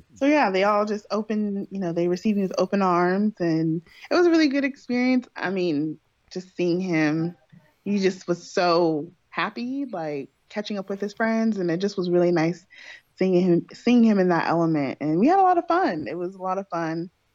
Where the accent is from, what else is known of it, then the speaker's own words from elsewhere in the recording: California, United States; moved away as an adult; I was born and raised in California